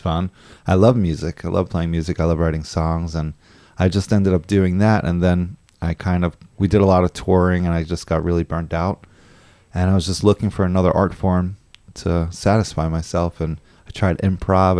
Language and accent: English; New York, United States; moved away; also born or lived in San Francisco / Los Angeles; I'm actually from New York, but I lived in California for a while